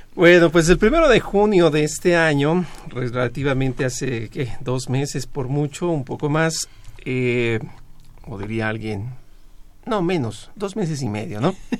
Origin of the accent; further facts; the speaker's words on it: Mexico; somos de México